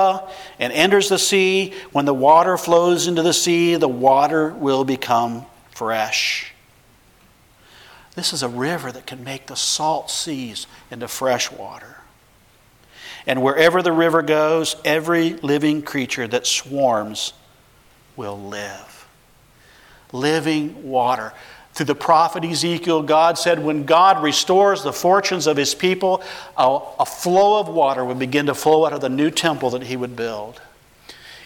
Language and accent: English; Midwest, United States; a Middle Western white accountant boy